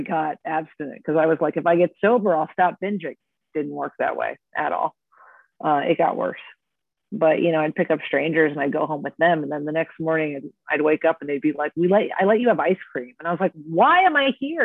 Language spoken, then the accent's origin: English; Orange County, California, United States; moved away as an adult; also born or lived in New York; Growing up in Orange County, California, where everyone is a stick figure